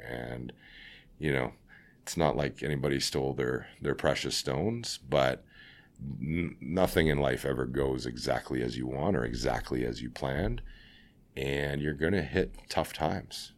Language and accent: English; Scarborough, Ontario, Canada; now in Vancouver, Canada; I'm from, uh, Scarborough